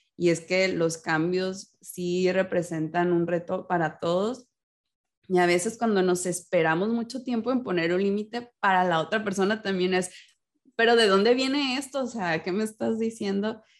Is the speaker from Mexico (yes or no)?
yes; Mexico; en mi vida como mexicana